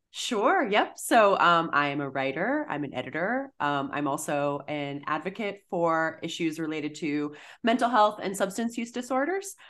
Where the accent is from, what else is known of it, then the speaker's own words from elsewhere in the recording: Massachusetts, United States; I'm from Massachusetts, um, I was in high school in the early two thousands